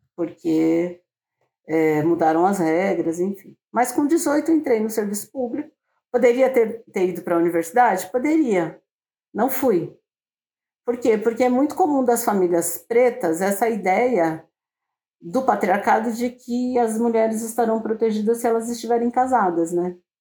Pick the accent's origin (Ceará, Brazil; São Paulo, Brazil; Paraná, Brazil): São Paulo, Brazil; uma mulher negra de periferia, né? Que nasci em São Paulo